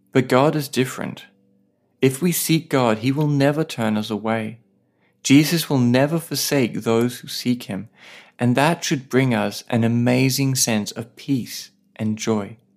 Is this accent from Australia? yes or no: yes; Australia; now in Saipan